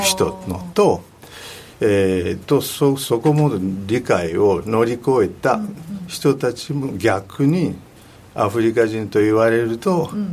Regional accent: Kinshasa, DR Congo; Japanese is a second language; moved away; also born or lived in Katanga; 南で生まれた、えー、カタンガという地域なんですけども育ったのはキンシャサともあとあの西の方

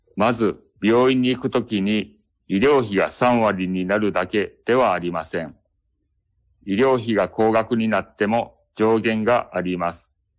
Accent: Kobe, Hyogo, Japan; 私 は生まれてからずっと神戸に住んでいます

